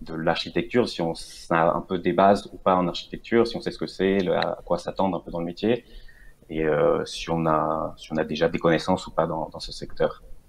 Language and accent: French; Venezuela; moved away as an adult; now in France; à la base, je viens du Venezuela